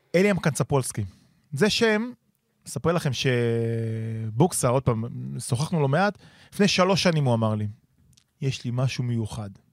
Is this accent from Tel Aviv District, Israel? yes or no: yes; Givatayim, Tel Aviv District, Israel; גדלתי איתו בגבעתיים